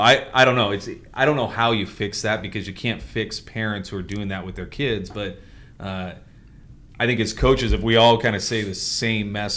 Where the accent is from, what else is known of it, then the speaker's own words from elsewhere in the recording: Dallas, Texas, United States; we're both from Dallas, different eras